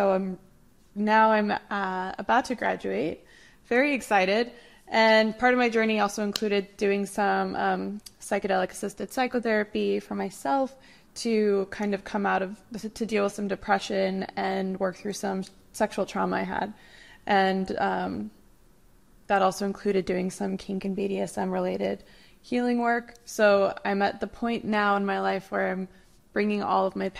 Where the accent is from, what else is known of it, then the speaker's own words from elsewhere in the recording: Utah, United States; moved away as an adult; now in New York City, United States; I grew up Mormon in Utah. And so I'm like a queer poly person.